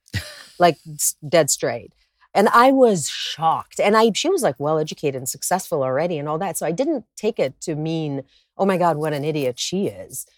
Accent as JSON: {"language": "English", "country": "Israel", "tie": "born or raised there", "moved": "as an adult", "lives_now": "Los Angeles, United States", "said": "I was born and raised in Israel"}